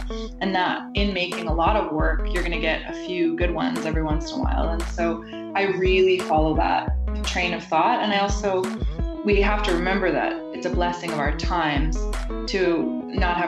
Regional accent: White Rock, British Columbia, Canada; also born or lived in Montreal; now in Vancouver, Canada; I grew up in a small town outside of Vancouver, and it's a suburb

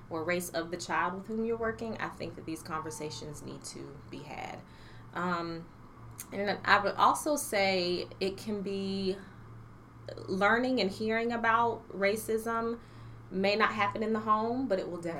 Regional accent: Stafford, Virginia, United States; So I am originally from Virginia. I claim Virginia. Uh, my father was in the Coast Guard, but we essentially landed in Stafford, which is Northern Virginia. And so that is home to me.

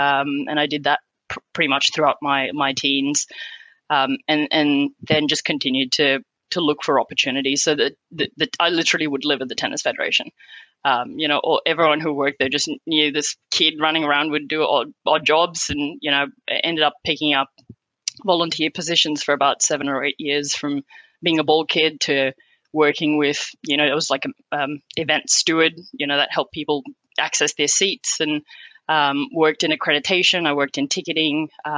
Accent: Qatar; Yeah, so I was born and raised in Qatar. My parents moved there back in the 70s and we're originally from India. So we'd go back to India every year for school holidays.

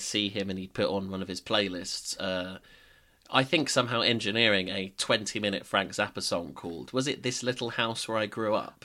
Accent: United Kingdom; we're British

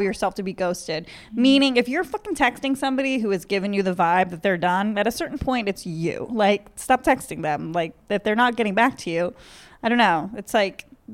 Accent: Marshfield, Massachusetts, United States; I grew up in Marshfield, which is like an hour south of Boston

